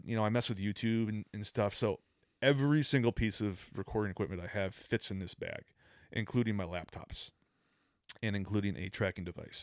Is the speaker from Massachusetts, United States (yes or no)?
yes; Boston, Massachusetts, United States; moved away; I'm from Boston